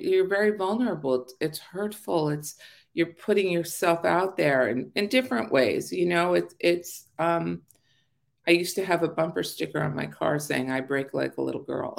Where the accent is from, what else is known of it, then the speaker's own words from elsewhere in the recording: Los Angeles, California, United States; also born or lived in Arleta / Sepulveda / Northridge; I was born in Pacoima